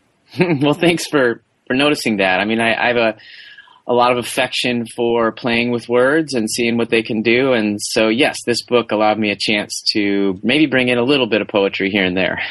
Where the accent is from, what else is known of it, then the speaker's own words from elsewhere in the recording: Madison, Wisconsin, United States; I grew up in Wisconsin